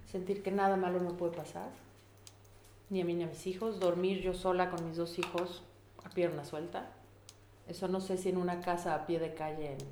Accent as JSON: {"language": "Spanish", "region": "Mexico City", "country": "Mexico", "moved": "as an adult", "said": "vengo de la Ciudad de México, en donde que somos 23 millones de personas, y vivo hoy en un pueblo de 10 mil."}